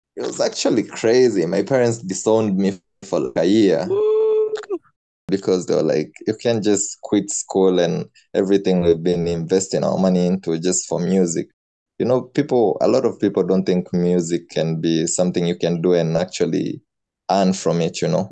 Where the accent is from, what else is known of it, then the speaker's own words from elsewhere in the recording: Nairobi, Kenya; I'm from Nairobi, Kenya